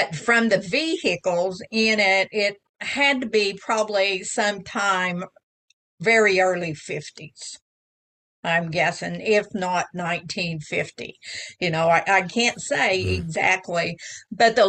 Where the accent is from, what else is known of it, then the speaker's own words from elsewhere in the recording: Oklahoma, United States; I was born here in Oklahoma, and I've spent the better part of my life here